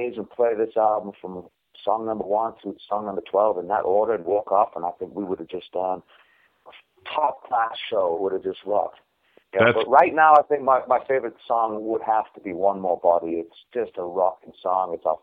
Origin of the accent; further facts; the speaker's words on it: Newcastle upon Tyne, North East England, United Kingdom; now in United States; A place called Newcastle in England that's known only really for beer.